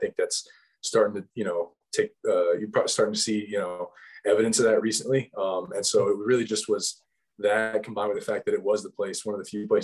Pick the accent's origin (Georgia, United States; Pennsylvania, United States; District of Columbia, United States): Georgia, United States; moved away; I'm from Georgia